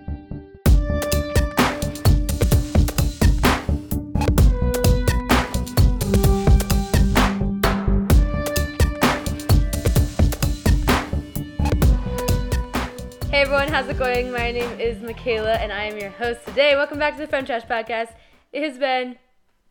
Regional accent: Healy, Alaska, United States; now in New Mexico, United States; I was going back to my hometown, kind of, but I was like 15 miles away

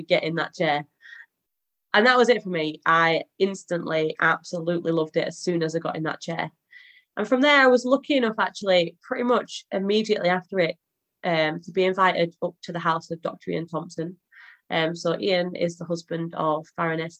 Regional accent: Halifax, Yorkshire and the Humber, United Kingdom; I'm from Halifax in Yorkshire.

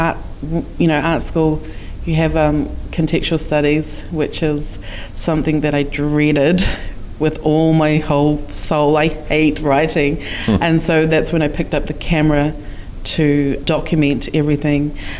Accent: Waikato, New Zealand; also born or lived in Tonga; half Tongan. I've got a little bit of Māori in there, and Scottish and English. I was brought up in the Waikato on a dairy farm, but also lived at times in Tonga.

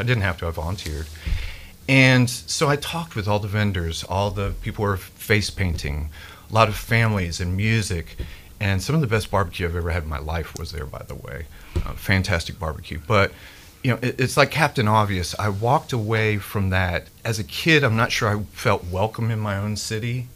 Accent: Memphis, Tennessee, United States; growing up in Memphis

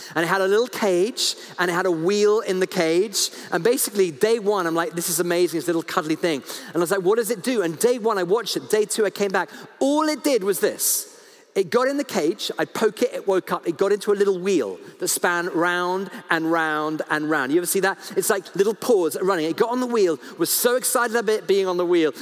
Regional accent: United Kingdom; I'm so British.

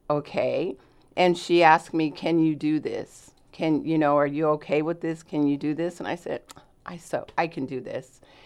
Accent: Los Angeles, California, United States; moved away as an adult; now in Southern Oregon, United States; I am born and raised in Los Angeles, California

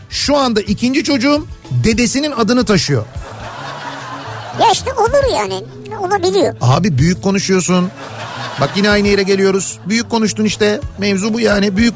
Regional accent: Edirne, Turkey; Edirneliyim. Sobalı evde büyüdüm. Bizim oralarda poponu sobaya dönüp ısıttığında

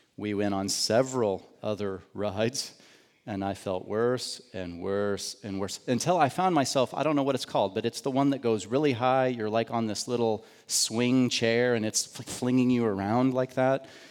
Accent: United States; I grew up outside of Kansas City

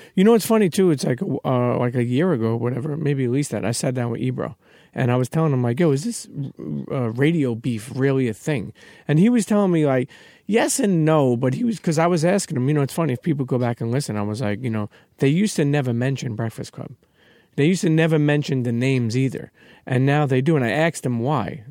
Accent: New York, United States; we're from New York

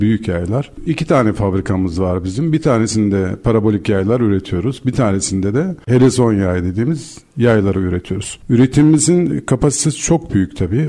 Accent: Turkey; bir Türk olarak

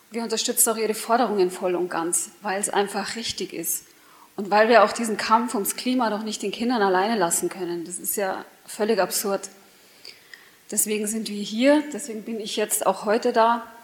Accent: Munich, Bavaria, Germany; Als Münchner sage ich aber auch, wir wollen doch auch stolz sein auf unsere Stadt.

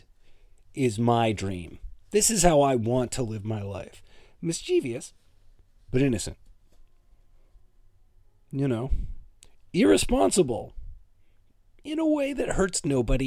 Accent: Toronto, Ontario, Canada; We're both from Toronto.

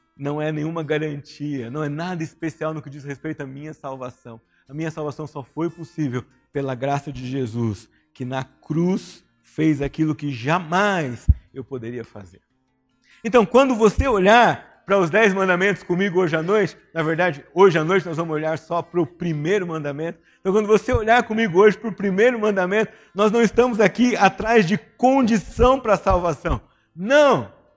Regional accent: São José dos Campos, São Paulo, Brazil; cresci aqui em São José dos Campos

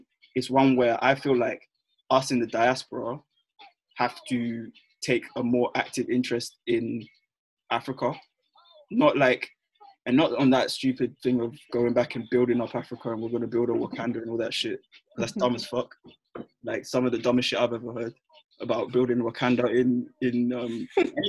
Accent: London, United Kingdom; I was born and raised in London

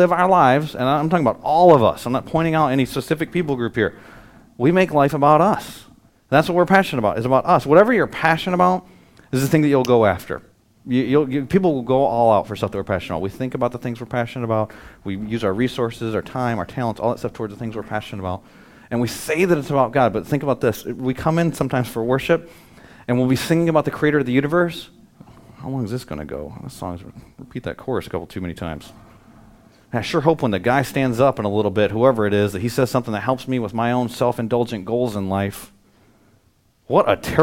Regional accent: United States; as an American

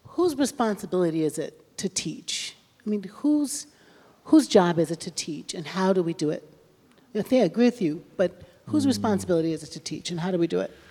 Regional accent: the South, United States; I'm from the South

